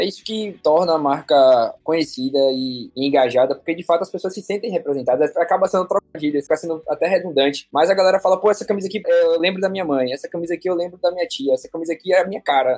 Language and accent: Portuguese; Bahia, Brazil; eu sou, sou baiano, sou feliz demais de ter nascido aqui na Terrinha.